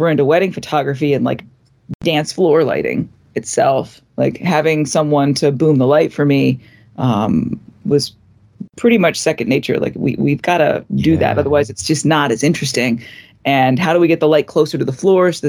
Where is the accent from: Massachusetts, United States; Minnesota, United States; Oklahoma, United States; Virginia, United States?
Virginia, United States; Arlington; also born or lived in Richmond, Virginia; I grew up in Arlington, went to school down in Richmond, Virginia